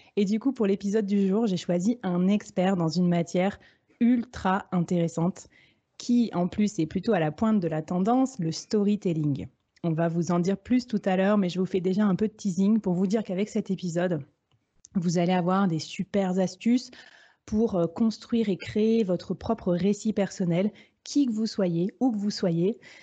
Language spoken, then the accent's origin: French; France; chez nous en France